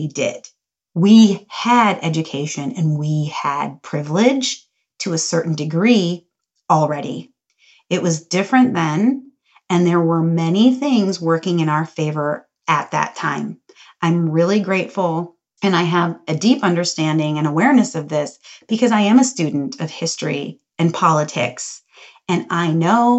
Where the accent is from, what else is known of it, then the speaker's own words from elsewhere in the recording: Cincinnati, Ohio, United States; also born or lived in Green Bay, Wisconsin; I was born in Green Bay, Wisconsin, and then we moved to Cincinnati, Ohio. I grew up in a really joyful, loving family